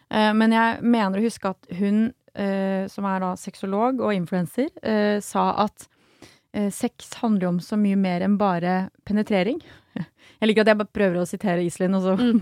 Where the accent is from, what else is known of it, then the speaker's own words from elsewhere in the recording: Sørlandet, Agder, Norway; jeg er fra Sørlandet